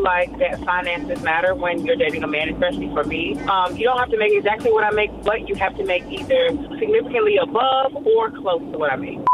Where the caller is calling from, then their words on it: Indianapolis, Indiana, United States; I'm calling from Indianapolis, Indiana.